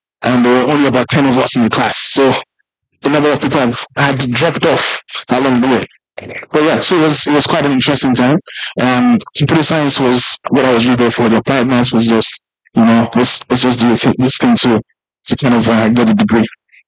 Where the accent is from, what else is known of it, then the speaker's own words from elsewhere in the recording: South Africa; So I grew up in South Africa a bit, and they would always call it as Julius, and I didn't like it, right?